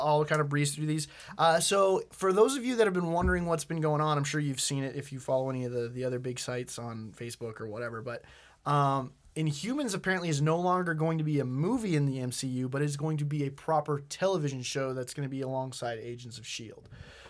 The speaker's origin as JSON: {"language": "English", "town": "Boston", "region": "Massachusetts", "country": "United States", "said": "I'm from Boston."}